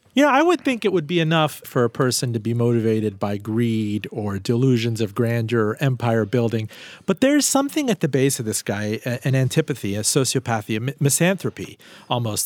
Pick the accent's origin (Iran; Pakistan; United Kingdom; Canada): Iran; moved away; also born or lived in Miami; I'm from Iran